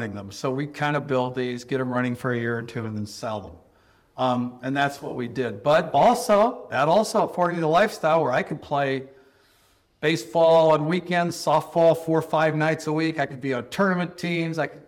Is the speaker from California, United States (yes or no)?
yes; Southern California, United States; growing up in Southern California